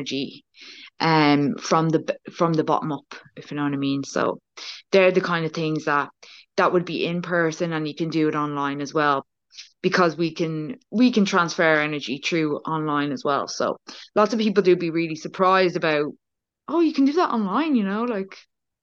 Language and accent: English; Ireland; I am Irish, but I'm in Ireland